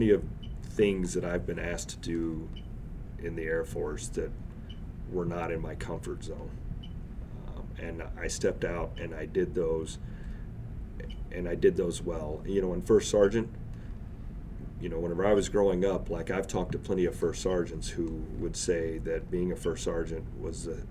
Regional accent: Oklahoma, United States; moved away; also born or lived in Missouri; I grew up in Oklahoma and Missouri.

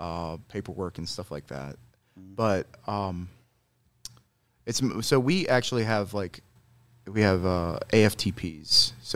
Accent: Edwardsville, Illinois, United States; also born or lived in Chicago; And so I was born in Chicago. And then from there, when we moved down in 99, we came to Edwardsville.

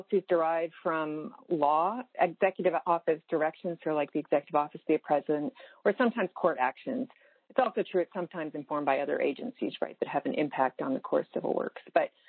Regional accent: Virginia, United States; But I was born in Virginia, moved into various places, and then when I was 11, my dad had an offer at SWD or to stay in Virginia, and my family and I honestly voted on Virginia

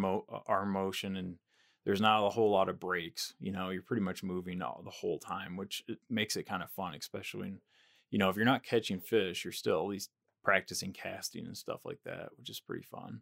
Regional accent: near Grand Rapids, West Michigan, United States; moved away as an adult; I grew up in Michigan, in West Michigan, near Grand Rapids

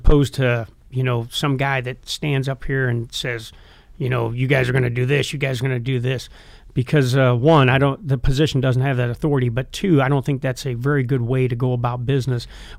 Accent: Iowa, United States; I'm being from Iowa, I'm a University of Iowa fan. But all the years I spent at Fort Bragg, I'm also a huge Carolina Panther fan

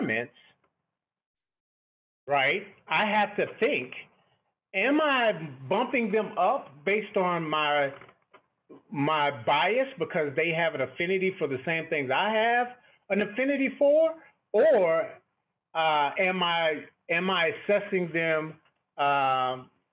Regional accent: Texas, United States; growing up in Texas, I have affinity for football

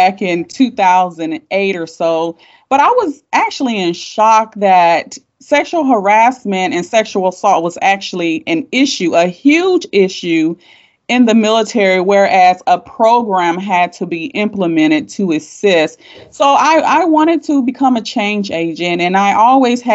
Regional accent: Fayetteville, North Carolina, United States; moved away as an adult; also born or lived in Joint Base Lewis-McChord, Washington; I was born in Fort Bragg, raised in Fayetteville, North Carolina, until I enlisted to the Army

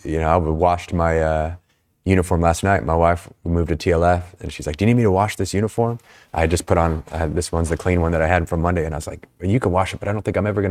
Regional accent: Snohomish, Washington, United States; Yeah, so I'm from Snohomish, Washington, a little town.

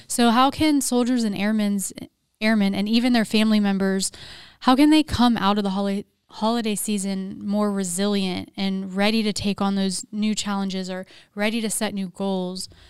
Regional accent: Pennsylvania, United States; moved away; I'm also from Pennsylvania

